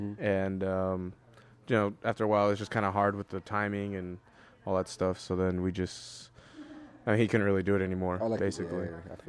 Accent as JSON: {"language": "English", "country": "El Salvador", "said": "how we're both from El Salvador, and how we both really enjoy visiting El Salvador."}